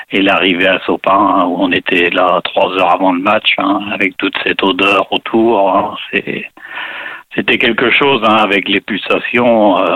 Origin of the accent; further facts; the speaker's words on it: southern Vendée, Pays de la Loire, France; j'avais 18 ans, hein. donc j'étais toujours dans mon sud-Vendée.